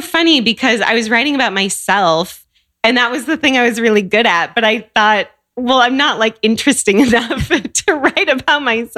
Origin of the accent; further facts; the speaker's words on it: Seattle, Washington, United States; moved away as an adult; also born or lived in Chicago / Santiago; I grew up in Seattle